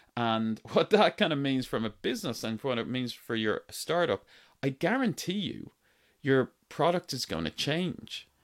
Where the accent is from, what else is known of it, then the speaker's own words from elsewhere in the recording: Ireland; accent: Irish; I grew up in Ireland. My accent is Irish. I grew up in Ireland on a farm, a dairy farm